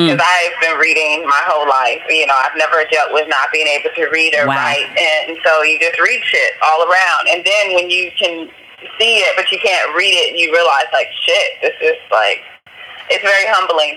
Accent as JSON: {"language": "English", "town": "Los Angeles", "region": "California", "country": "United States", "also_born_or_lived": "Mexico", "moved": "as an adult", "lives_now": "Da Nang, Vietnam", "said": "I'm from South Central"}